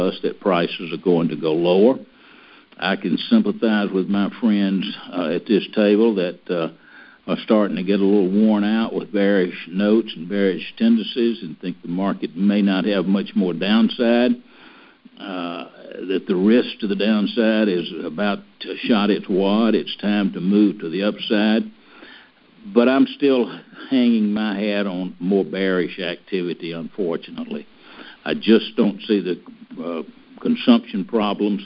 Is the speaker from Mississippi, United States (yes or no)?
yes; Mississippi, United States; I'm from Mississippi